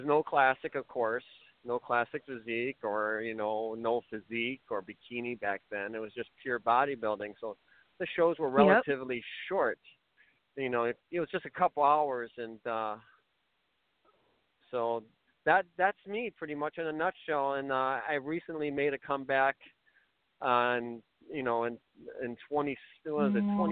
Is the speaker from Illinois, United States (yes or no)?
yes; Chicago, Illinois, United States; moved away as an adult; now in Belvidere, United States; I'm from Illinois, from Chicago originally. I live in Belvedere, Illinois currently